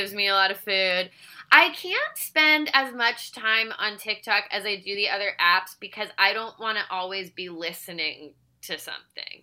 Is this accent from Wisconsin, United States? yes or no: no; Virginia, United States; moved away; I grew up in Virginia